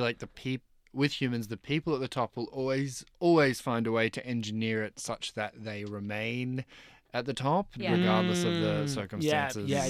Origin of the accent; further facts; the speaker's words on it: Torquay, Victoria, Australia; From Torquay in Victoria.